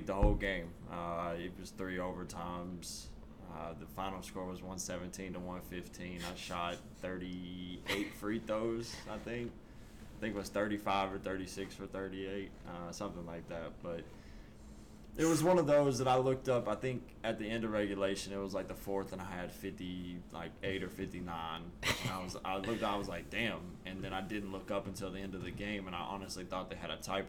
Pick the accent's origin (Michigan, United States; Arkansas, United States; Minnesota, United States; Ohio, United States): Arkansas, United States; I grew up in a town of 1,100 people.